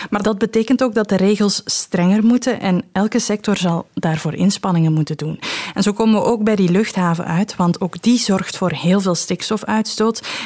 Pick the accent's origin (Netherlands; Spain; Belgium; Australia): Belgium; Limburg; Wij zijn Limburgers, hè. we hebben een heel groot Limburgers uh, gevoel, samenhorigheidsgevoel.